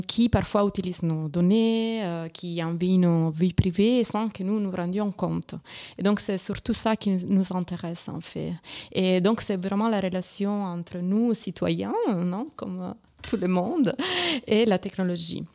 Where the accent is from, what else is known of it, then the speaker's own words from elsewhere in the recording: Italy; accent: Italian; French is a second language; moved away; c'est mon accent italien